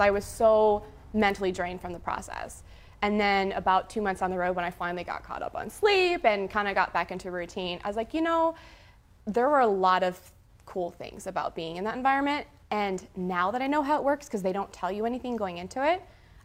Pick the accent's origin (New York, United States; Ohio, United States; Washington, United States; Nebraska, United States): Nebraska, United States; Wausa; also born or lived in Norfolk, Nebraska; I'm from Wausau, which is only 500 people